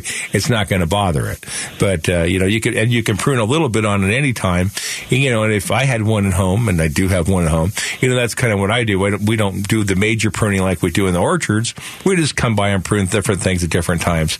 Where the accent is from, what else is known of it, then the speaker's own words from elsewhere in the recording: Phoenix, Arizona, United States; I grew up right here in Sunny Slope